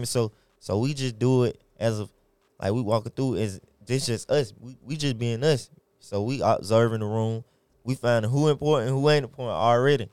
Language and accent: English; Atlanta, Georgia, United States; I'm born and raised in Atlanta, Georgia, from the west side to the east side